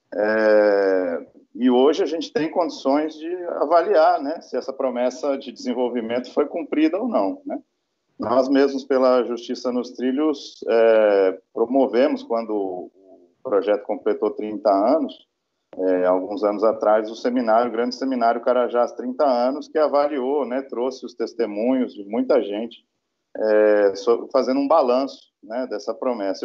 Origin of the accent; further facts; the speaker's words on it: São Paulo, Brazil; moved away; eu sou paulista, né, eu me graduei em São Paulo